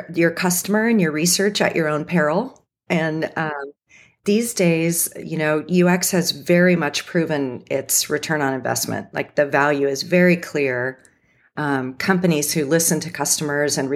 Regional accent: Cupertino, California, United States; I grew up in Cupertino, so I'm kind of like a Silicon Valley native

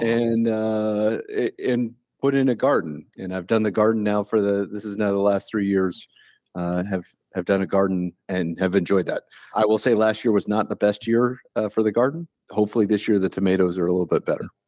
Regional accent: Delaware, Ohio, United States; moved away; I was born and raised in Delaware, Ohio

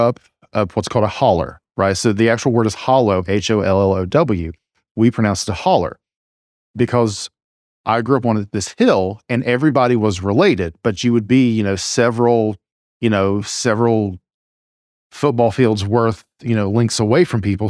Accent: small town rural America, Appalachia, United States; accent: drawl; I grew up in a very conservative, you just, you know, small town rural America

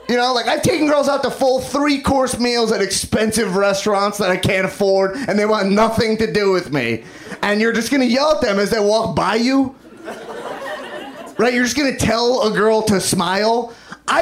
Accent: New York, United States; now in Los Angeles, United States; I'm from New York.

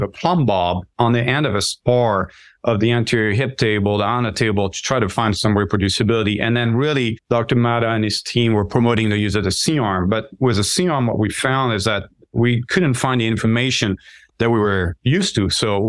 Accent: France; English is a second language; moved away as an adult; now in United States; I grew up in France. I was born and raised there, moved a lot. I did a couple years of that first year of med school in France, but got distracted and missed my anatomy exam. So decided to move to the U.S.

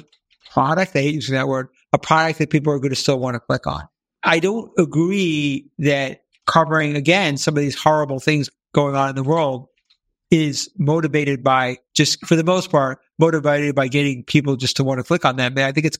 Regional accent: New York, United States; I came from New York, so I still have a little of that New York obnoxious, you know, ness to me.

